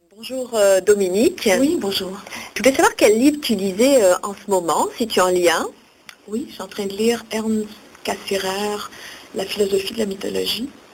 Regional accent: Outaouais, Quebec, Canada; moi, je viens de l'Outaouais

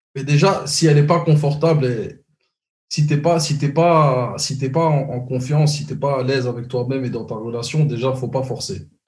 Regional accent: Brussels, Brussels-Capital Region, Belgium; now in Montreal, Canada; moi, je suis de Bruxelles

